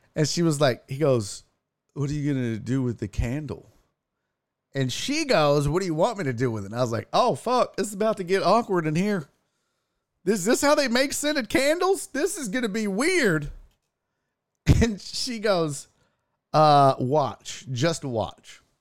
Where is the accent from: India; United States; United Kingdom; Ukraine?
United States; We're from America